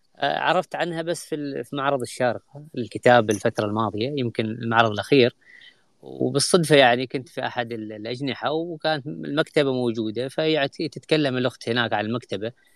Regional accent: Oman; بالنسبة لنا كعمانيين

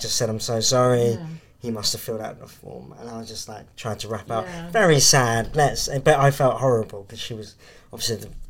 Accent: South West England, United Kingdom; because they're Bristolians, and I'm from West Country.

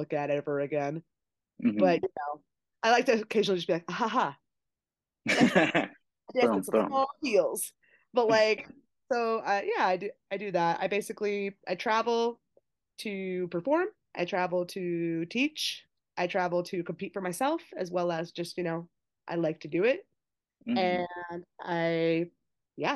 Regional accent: California, United States; moved away as an adult; now in Seattle, United States; I live in Seattle presently, but I'm from California, born and raised my whole life

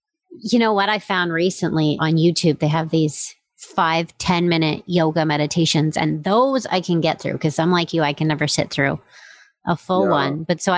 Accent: Stratford, Ontario, Canada; moved away; I'm from Stratford originally, and I'm based out here now.

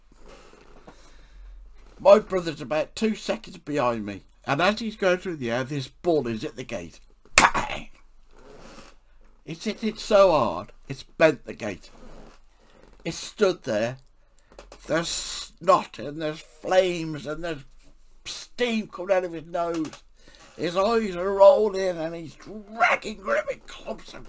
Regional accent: England, United Kingdom; I'm an English author

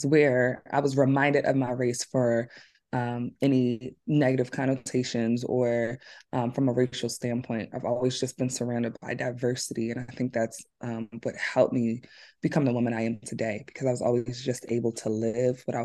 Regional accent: Philadelphia, Pennsylvania, United States; also born or lived in Atlanta, Georgia; I grew up in West Philly

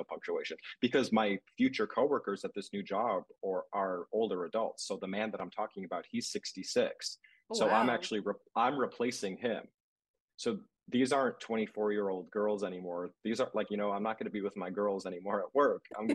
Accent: Chicago, Illinois, United States; moved away as an adult; also born or lived in Madison, Wisconsin / Pittsburgh; now in Washington, DC, United States; move back home to Chicago

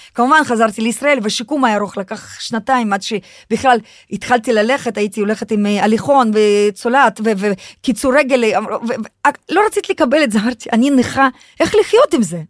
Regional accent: Russia; now in Israel; אני חוויתי חינוך רוסי, אני הרי נולדתי ברוסיה

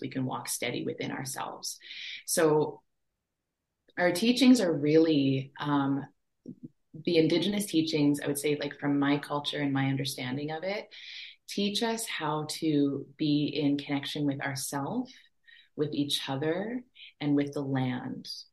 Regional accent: Treaty 4 territory in Saskatchewan, Canada; also born or lived in Fort Smith, Northwest Territories; I was born and raised on uh, Treaty 4 territory in Saskatchewan was raised on the prairies with those big skies.

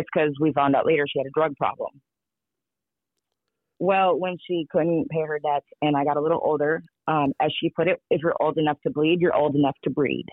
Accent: St. Paul, Minnesota, United States; I grew up in East St. Paul, Minnesota, in the ghetto.

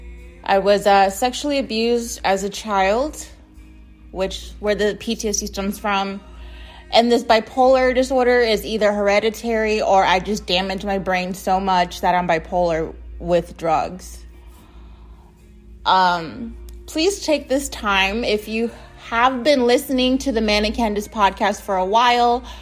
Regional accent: United States; I'm from the United States

